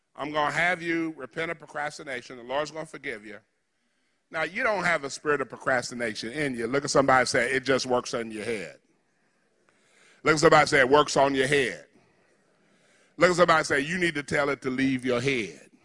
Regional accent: United States; I'm African American

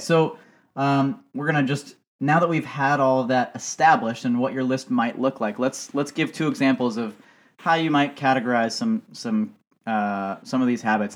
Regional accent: United States; growing up in America

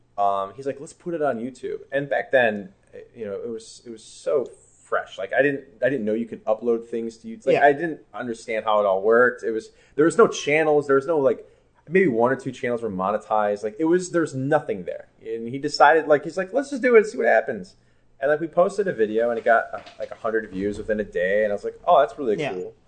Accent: Chicago, Illinois, United States; I grew up in Chicago, in a suburb up north

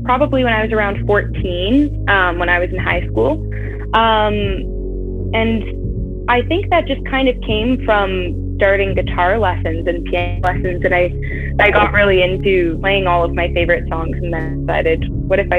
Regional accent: Stratford, Ontario, Canada; I'm in Ontario, and I'm off at university right now, but I'm just a city away, so I've still been in Ontario my whole life

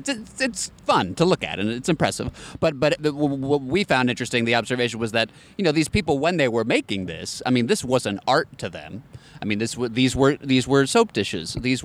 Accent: New Jersey, United States; moved away as an adult; also born or lived in New York; I was born in New York. 6 years old, I moved to New Jersey, and then immediately after college, I said I got to get back home to the Empire State Building.

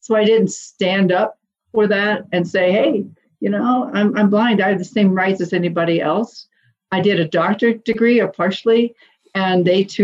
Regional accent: Indianapolis, Indiana, United States; I was born in Indianapolis, Indiana, 1953, to upper middle class parents

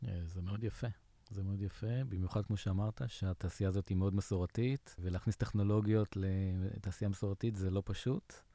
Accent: Israel

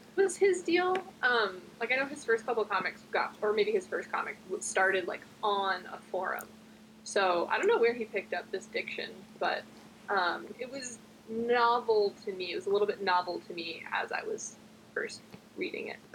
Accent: New Jersey, United States; I'm American. I was born and raised in New Jersey

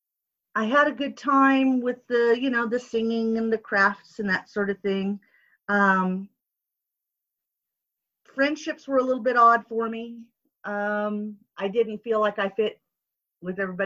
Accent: Southern California, United States; I was born and raised in Southern California

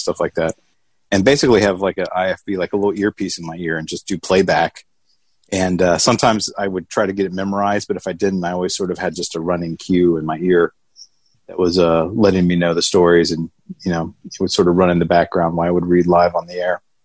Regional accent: Atlanta, Georgia, United States; accent: thick southern; I hatched, I came out of my egg in Atlanta, Georgia, uh, which I always joke, my thick southern accent, people can tell yeah. that that's where I, uh, I was nested as a young lad

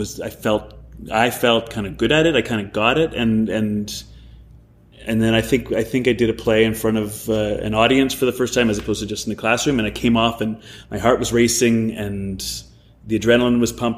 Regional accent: Vancouver, British Columbia, Canada; moved away as an adult; also born or lived in Ontario; I grew up in Vancouver

